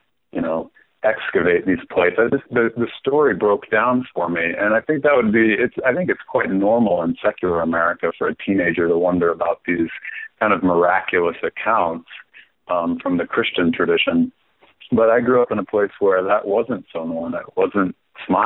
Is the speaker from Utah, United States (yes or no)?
yes; Salt Lake City, Utah, United States; I was born and raised in Salt Lake City.